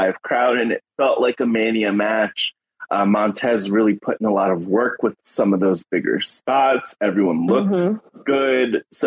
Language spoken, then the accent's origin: English; United States; I am American